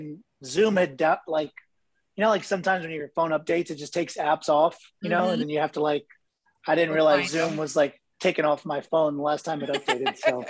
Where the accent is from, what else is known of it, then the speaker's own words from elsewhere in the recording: Ohio, United States; moved away as an adult; also born or lived in Boca Raton, Florida / Hawaii; now in Orlando, United States; No, I grew up in Ohio. I moved to Florida for college. I went to FAU down in Boca. Okay. And I was there for 5 years and then I moved to Hawaii for a year and then I moved back here to Orlando in 2000.